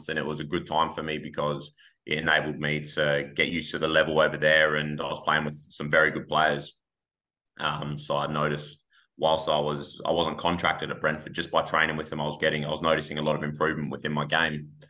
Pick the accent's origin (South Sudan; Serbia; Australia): Australia; Adelaide, South Australia; moved away as an adult; also born or lived in Berlin, Germany; playing for my hometown club in Adelaide United.